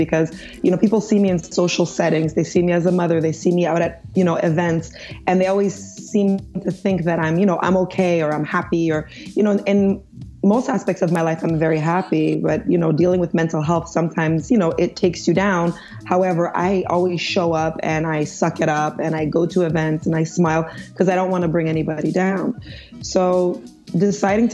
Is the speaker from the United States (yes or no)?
no; Montreal, Quebec, Canada; also born or lived in Nigeria; I'm an American Canadian. I was born in Montreal, Quebec.